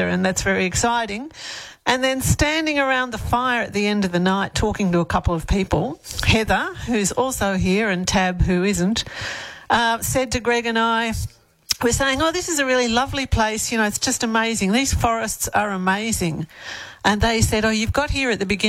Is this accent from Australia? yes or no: yes; Melbourne, Victoria, Australia; moved away as an adult; now in Elands, Australia; I grew up in Victoria and Melbourne